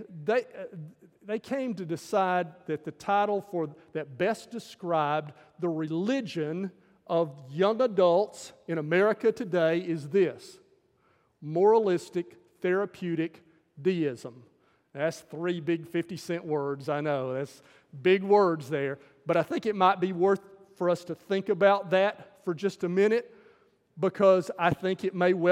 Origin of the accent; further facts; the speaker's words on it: the South, United States; the stuff that I grew up with in Southern culture